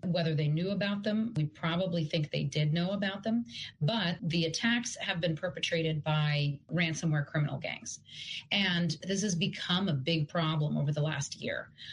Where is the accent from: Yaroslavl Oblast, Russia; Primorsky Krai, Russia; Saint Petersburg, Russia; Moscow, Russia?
Yaroslavl Oblast, Russia; Yaroslavl; moved away; And yes, I am originally from Russia, from Yaroslavl.